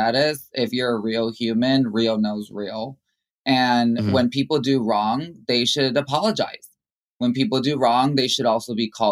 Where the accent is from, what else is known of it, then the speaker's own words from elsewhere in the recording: Chicago, Illinois, United States; growing up in the Latin community in Chicago